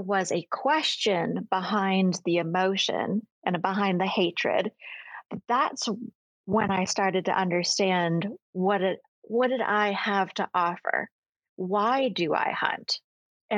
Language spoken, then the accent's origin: English; Maine, United States; now in Texas, United States; I grew up in Maine.